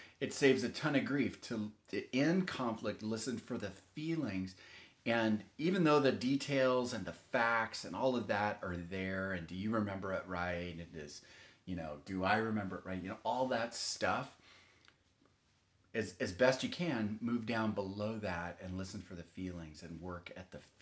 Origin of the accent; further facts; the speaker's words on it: Texas, United States; I grew up in Texas and we didn't lock anything